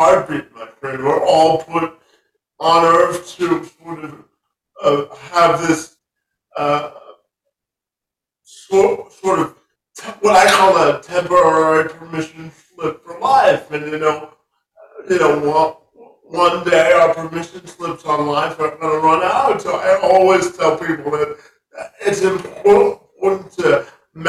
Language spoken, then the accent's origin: English; Canada; I'm a Canadian, so I live in Canada